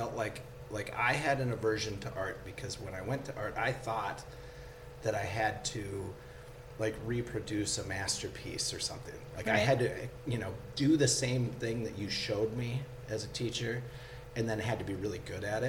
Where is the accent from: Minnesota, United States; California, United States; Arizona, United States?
Minnesota, United States; Elk River; We grew up in Elk River